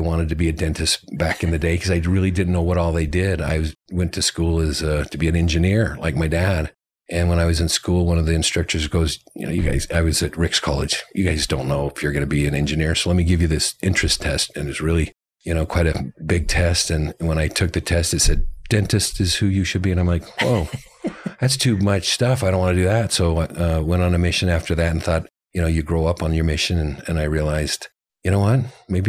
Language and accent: English; Eagle, Idaho, United States; I'm from Eagle, Idaho, just outside of Boise